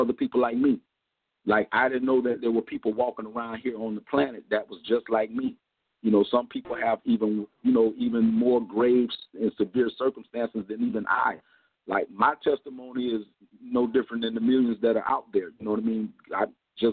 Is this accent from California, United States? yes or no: yes; Compton, California, United States; now in Miami, United States; we moved to Compton, California, and that's where I was raised